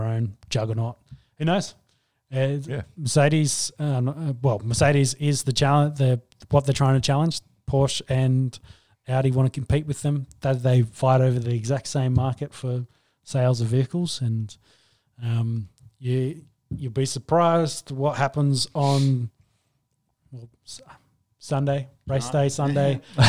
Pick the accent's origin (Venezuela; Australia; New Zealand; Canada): Australia; being the Australian fan